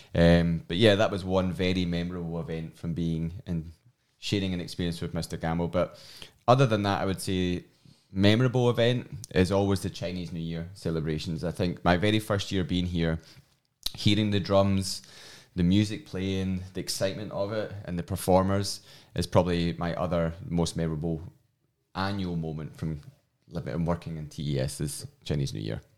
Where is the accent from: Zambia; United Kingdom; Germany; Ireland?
United Kingdom; Glasgow, Scotland; accent: strong Scottish; moved away; my strong Scottish accent. Um, I'm from Glasgow